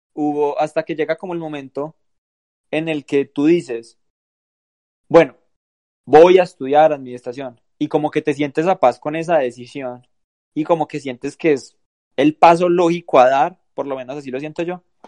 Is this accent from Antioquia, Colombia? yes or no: yes; Antioquia, Colombia; nuestro grupo de amigos, donde todos somos paisa